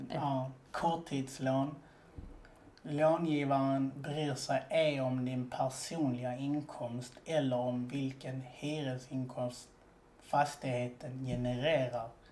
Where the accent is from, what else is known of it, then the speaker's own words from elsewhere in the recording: Malmö, Skåne, Sweden; now in Gothenburg, Sweden; Nej, jag är egentligen från Malmö.